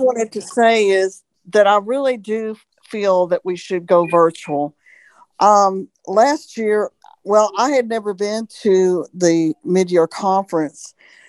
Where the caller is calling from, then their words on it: Birmingham, Alabama, United States; I'm from Birmingham, Alabama.